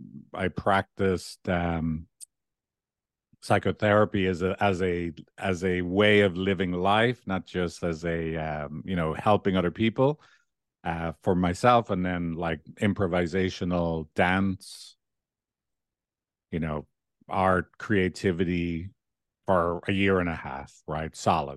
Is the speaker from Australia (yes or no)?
no; Dublin, Leinster, Ireland; accent: Dublin; I was brought up in a, you know, lower middle class neighborhood. I would have had quite a strong Dublin accent up until the age of 12.